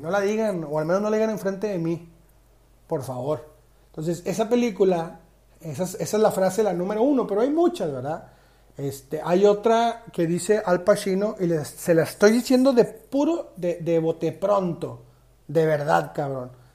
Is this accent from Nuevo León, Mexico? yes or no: yes; Monterrey, Nuevo León, Mexico; Yo soy regio 100%